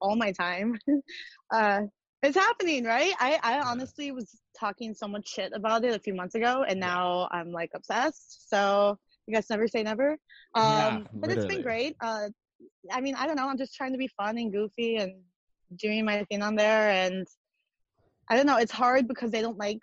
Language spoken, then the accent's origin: English; New Richmond, Wisconsin, United States; moved away as an adult; also born or lived in Minnesota; now in Los Angeles, United States; I grew up in a little town called New Richmond, Wisconsin